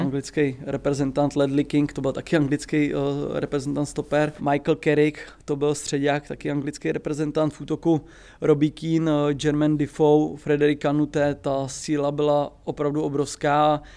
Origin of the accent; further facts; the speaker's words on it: Plzeň, Plzeň Region, Czechia; jsem z Plzně